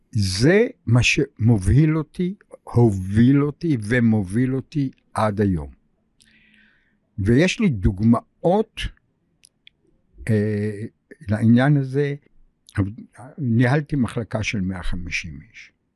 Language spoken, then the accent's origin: Hebrew; Tel Aviv, Tel Aviv District, Israel; also born or lived in Russia / Germany / England; אני גדלתי ברחוב גורדון, פינת אה, כיכר רבין